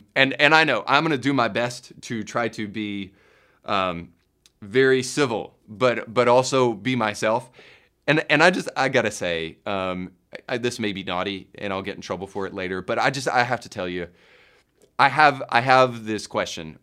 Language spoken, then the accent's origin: English; United States